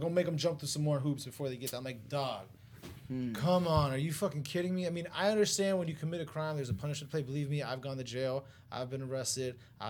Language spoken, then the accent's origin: English; Michigan, United States; bitch, I'm from Michigan.